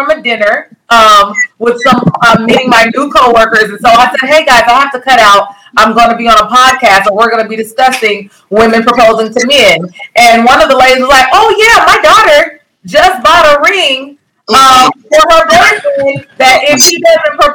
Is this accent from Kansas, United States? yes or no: yes; Kansas, United States; I'm a traditional woman. I was raised in Kansas.